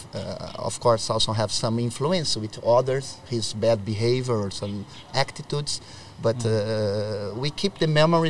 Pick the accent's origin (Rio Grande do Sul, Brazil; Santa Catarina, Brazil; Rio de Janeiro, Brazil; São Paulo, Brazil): Rio Grande do Sul, Brazil; Novo Hamburgo; English is a second language; moved away as an adult; now in Dongguan, China; So I am from Novo Hamburgo. It's a city in the south of Brazil, the state of Rio Grande do Sul.